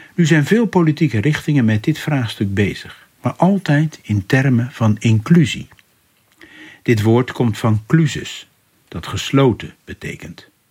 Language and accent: Dutch; Rotterdam, South Holland, Netherlands; Als Rotterdammer